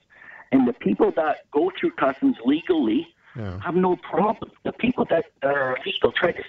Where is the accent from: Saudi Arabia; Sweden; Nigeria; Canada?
Canada; also born or lived in Cambridge, Ontario; I'm a Canadian, okay?